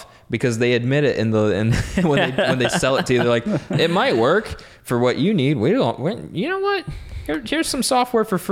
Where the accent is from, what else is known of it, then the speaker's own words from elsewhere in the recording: United States; I'm American